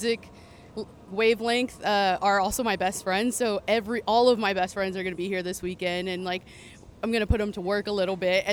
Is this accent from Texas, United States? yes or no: no; Chicago, Illinois, United States; in my hometown